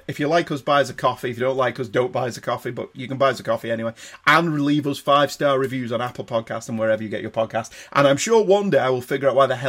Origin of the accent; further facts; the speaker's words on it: Manchester, North West England, United Kingdom; we're from Manchester